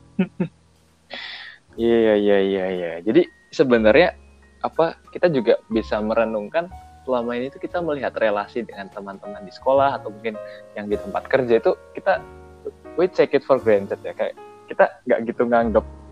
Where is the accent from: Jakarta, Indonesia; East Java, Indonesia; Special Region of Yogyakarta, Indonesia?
Special Region of Yogyakarta, Indonesia; Yogyakarta; aku orang Jogja nggak kebiasa pakai bahasa gaul